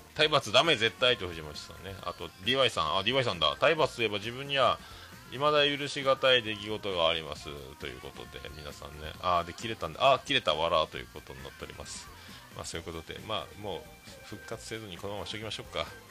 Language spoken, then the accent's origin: Japanese; Fukuoka, Japan; 僕らの中学校は、まあ、福岡があの福岡では僕らの世代で言うともう、まあ、福岡ってどこ中って聞く文化